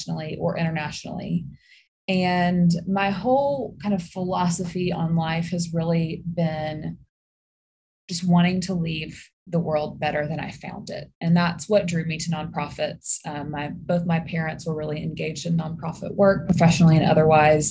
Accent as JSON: {"language": "English", "town": "Birmingham", "region": "Alabama", "country": "United States", "tie": "born or raised there", "also_born_or_lived": "Mississippi / Washington, District of Columbia, United States", "said": "So I am born and raised in Birmingham"}